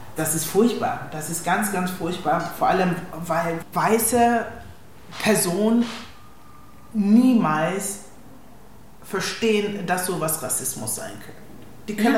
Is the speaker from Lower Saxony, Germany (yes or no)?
no; Kiel, Schleswig-Holstein, Germany; German is a second language; moved away; also born or lived in Ghana / Berlin; Ich bin in Ghana geboren, aufgewachsen in Kiel, bin mit zehn nach Deutschland gekommen